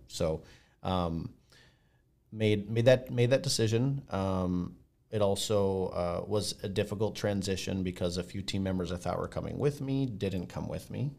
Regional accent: Blaine, United States; we're from Blaine

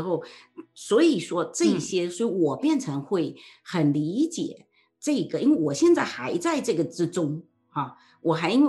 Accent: China; 租的房在我们中国人传统中，租的房子你怎么会去装修呢？

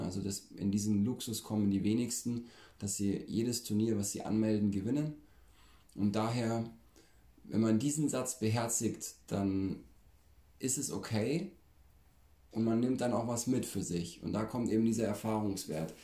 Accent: Bavaria, Germany; bei uns in Bayern

